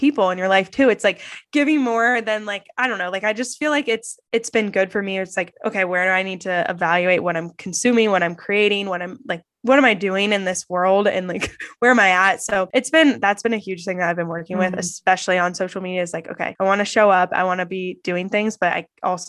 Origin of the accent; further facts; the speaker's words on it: Columbus, Ohio, United States; also born or lived in New York; I grew up in Columbus, Ohio